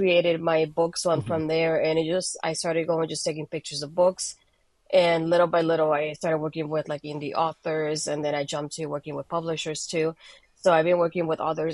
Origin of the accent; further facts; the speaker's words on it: Bayamón, Puerto Rico; accent: Hispanic; English is a second language; now in United States; I was born in Puerto Rico, in Bayamon specifically, so very close to San Juan for those that haven't visited the island. But yeah, I was there up until 2004, that I moved here in December.